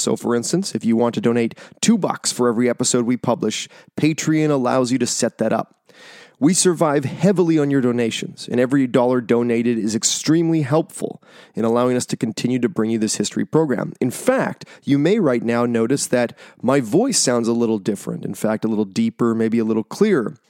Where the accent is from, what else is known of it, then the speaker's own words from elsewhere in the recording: North Vancouver, British Columbia, Canada; my hometown in North Vancouver